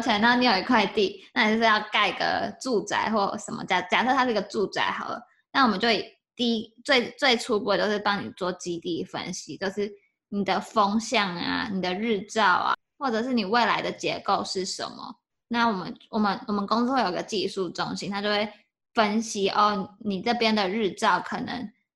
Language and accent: Chinese; Taiwan; 我是台湾人